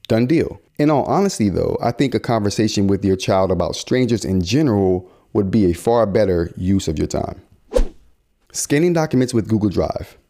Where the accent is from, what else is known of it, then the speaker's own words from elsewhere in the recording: United States; we as American consumers